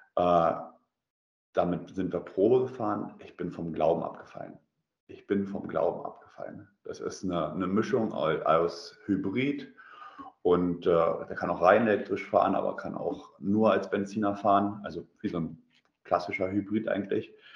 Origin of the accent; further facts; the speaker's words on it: Germany; moved away as an adult; now in Russia; bei uns in Deutschland